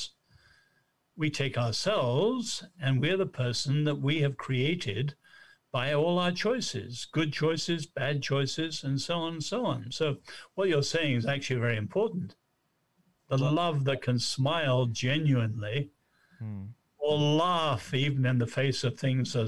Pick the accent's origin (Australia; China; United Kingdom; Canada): China; moved away; also born or lived in Nanjing, China; I was born in China